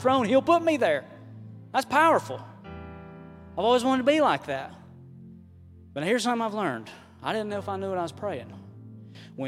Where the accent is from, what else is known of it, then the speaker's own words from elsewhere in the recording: Southern Highlands, United States; I'm from the Southern Highlands